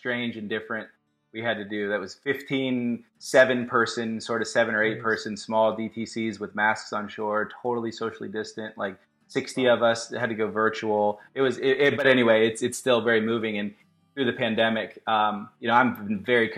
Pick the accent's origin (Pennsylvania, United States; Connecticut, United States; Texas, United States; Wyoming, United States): Texas, United States; Austin; moved away as an adult; also born or lived in New York / San Francisco; I was born and raised in Austin, and I lived around and traveled for work and New York and San Fran. So I'm back home